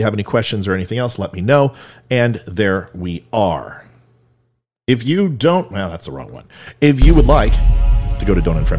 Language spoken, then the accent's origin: English; California, United States; now in Virginia, United States; A lot of people know I'm from Virginia. Not originally. I'm a California guy.